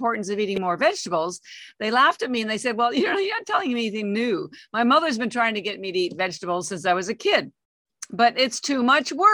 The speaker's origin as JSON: {"language": "English", "country": "Canada", "moved": "as an adult", "lives_now": "Boston, United States", "said": "I'm actually Canadian, although I've lived in the United States for 33 years"}